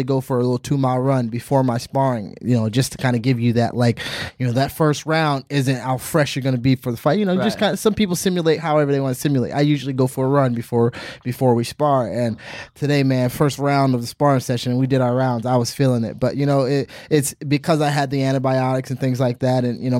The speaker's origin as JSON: {"language": "English", "region": "Virginia", "country": "United States", "tie": "born or raised there", "moved": "yes", "said": "take a flight to Virginia to talk to the troops, you know, my hometown"}